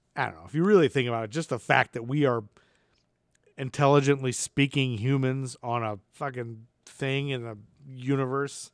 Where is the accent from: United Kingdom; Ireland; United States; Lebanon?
United States; Toledo, Ohio; I'm from forty-five minutes outside of Detroit. I'm from Toledo, Ohio.